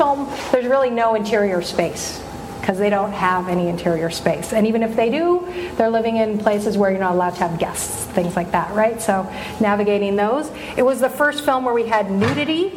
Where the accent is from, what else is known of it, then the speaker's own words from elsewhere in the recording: Vancouver, British Columbia, Canada; moved away as an adult; now in Los Angeles, United States; back to my hometown